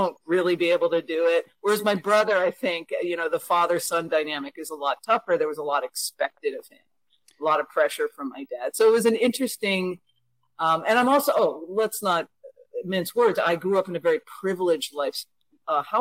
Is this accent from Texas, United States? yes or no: no; Connecticut, United States; I consider my hometown to be a tiny rural town in Connecticut